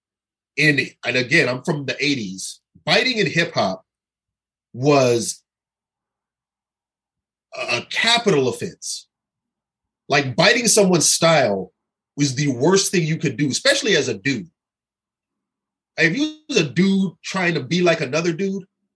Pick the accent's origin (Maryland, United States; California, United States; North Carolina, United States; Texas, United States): California, United States; Pasadena; I grew up in California in the 80s, which was the height of gang warfare. And like I lived in Pasadena